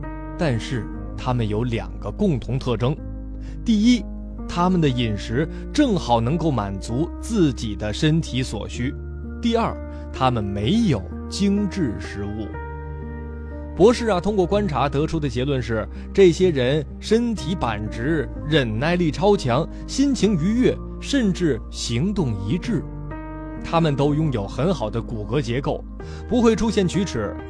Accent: China; 为了让各位呢更加了解我们中国人自己的健康状况，

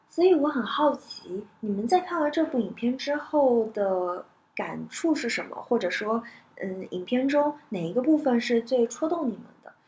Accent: Jiangsu, China; moved away; 我是江苏人嘛，所以我其实从小的生活环境就是跟家人一直都是说方言的，只有在学校里面是说普通话

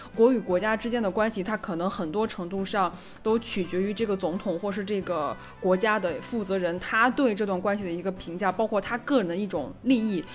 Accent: China; 我是中国人

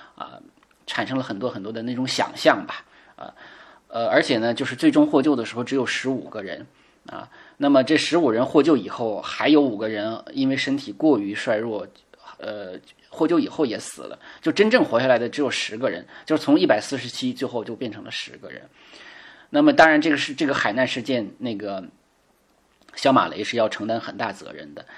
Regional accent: China; 我们中国人

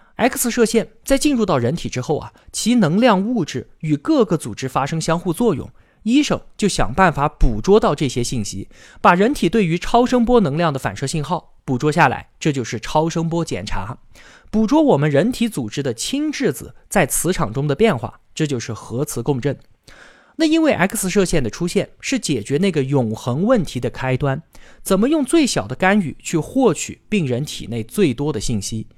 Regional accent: China; 我们中国呢

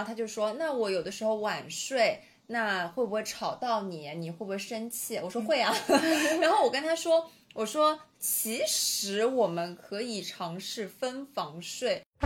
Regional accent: Shanghai, China; 我作为一个上海人

